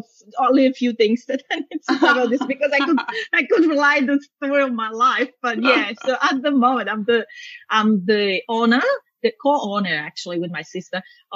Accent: Italy; moved away as an adult; now in Australia; I'm now both Italian, Australian, but yeah, I was born and bred in Italy, and then I moved here afterwards. But only recently

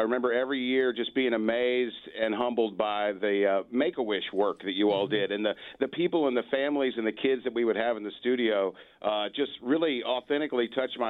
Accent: Memphis, Tennessee, United States; I grew up in Memphis listening to FM 100.

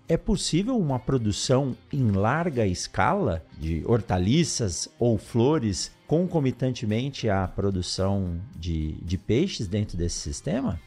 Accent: São Paulo, Brazil; moved away; also born or lived in Botucatu; eu sou de São Paulo, assim como você, eu nasci na capital, depois fui morar em, em Botucatu

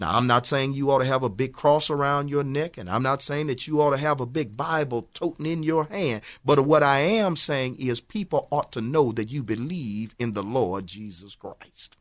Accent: Houston, Texas, United States; I grew up in, in Fifth Ward, Texas

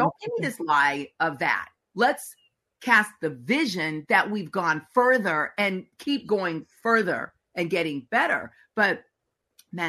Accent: United States; as an American

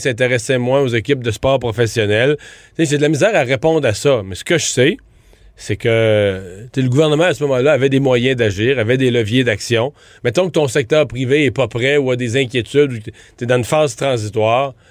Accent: Rivière-du-Loup, Quebec, Canada; chez nous, à Rivière-du-Loup

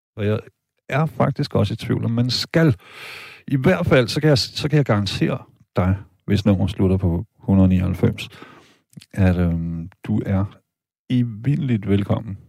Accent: Denmark; jeg er tysk statsborger, men jeg er født og opvokset her i Danmark

